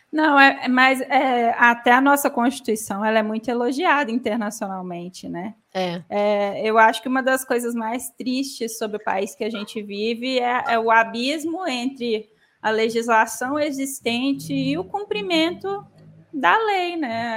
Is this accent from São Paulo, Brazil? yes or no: no; Minas Gerais, Brazil; como mineira